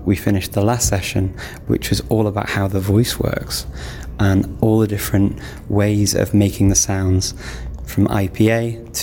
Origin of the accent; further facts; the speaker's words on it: United Kingdom; now in Skopje, North Macedonia; I'm originally from the United Kingdom and I live in Skopje in the Republic of North Macedonia